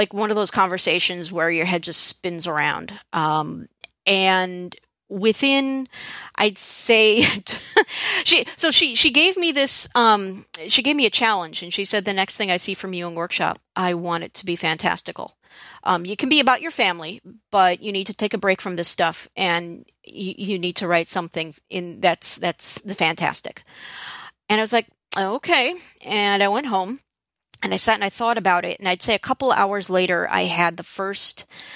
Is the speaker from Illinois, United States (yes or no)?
yes; Chicago, Illinois, United States; I'm Jewish American and grew up in a suburb of Chicago.